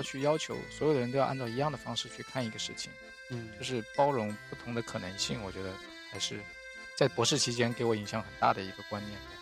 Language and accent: Chinese; Ganzhou, Jiangxi, China; moved away as an adult; also born or lived in Beijing; 我的老家是在江西的赣州哦，在那个地方有一个叫做赣南师范学院的学校